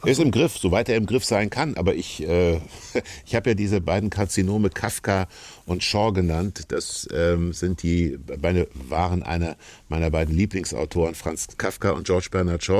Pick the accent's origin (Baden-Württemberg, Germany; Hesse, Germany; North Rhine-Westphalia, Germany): Hesse, Germany; Kassel; now in Hamburg, Germany; ich bin in Kassel aufgewachsen